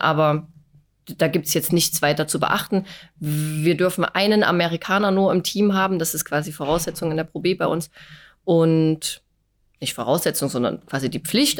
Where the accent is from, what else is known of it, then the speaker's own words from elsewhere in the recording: Dresden, Saxony, Germany; moved away as an adult; also born or lived in Chemnitz; now in Wolmirstedt, Germany; bin äh, gebürtige Dresdnerin